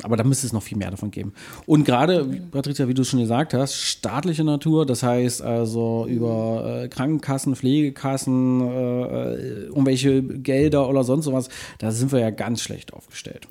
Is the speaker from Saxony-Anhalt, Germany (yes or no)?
yes; Magdeburg, Saxony-Anhalt, Germany; ich bin ja in Magdeburg äh, aufgewachsen